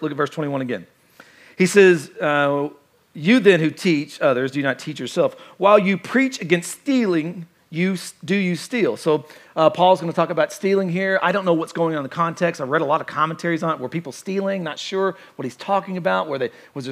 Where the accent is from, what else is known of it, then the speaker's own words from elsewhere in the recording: Kentucky, United States; I'm from Kentucky